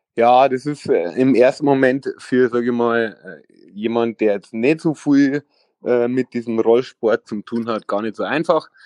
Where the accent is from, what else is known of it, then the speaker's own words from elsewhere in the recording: Vilshofen, Bavaria, Germany; ich komme aus Vershofen da war das äh, so, da gab es auch noch gar keine Skateparks